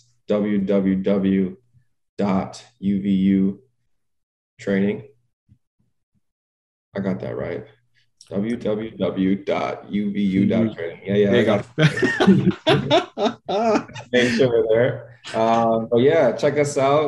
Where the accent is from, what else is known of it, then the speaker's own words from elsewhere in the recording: Toronto, Ontario, Canada; being able to get drafted by my hometown team